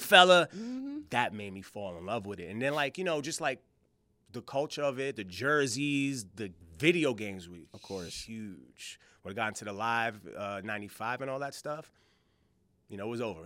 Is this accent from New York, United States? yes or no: yes; New York, United States; I'm from New York